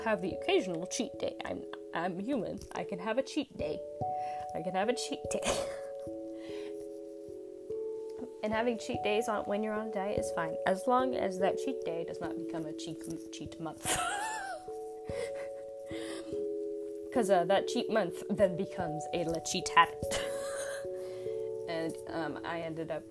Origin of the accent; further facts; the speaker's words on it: United States; I'm from the United States.